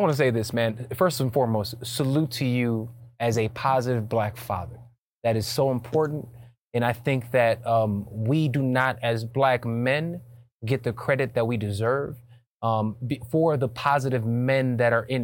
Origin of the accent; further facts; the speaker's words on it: United States; also born or lived in Atlanta, Georgia / Chicago, Illinois; I grew up in Atlanta. You know, going back and forth from Chicago to Atlanta.